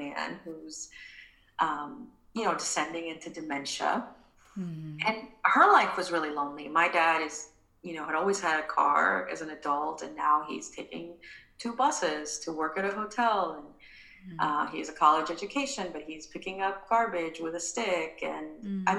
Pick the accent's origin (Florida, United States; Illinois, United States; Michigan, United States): Florida, United States; English is a second language; moved away as an adult; also born or lived in Guatemala / California / St. Petersburg, Florida; I grew up in Florida